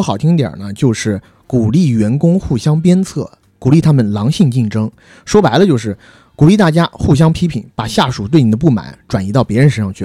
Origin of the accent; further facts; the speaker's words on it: China; 虽然我们都是中国人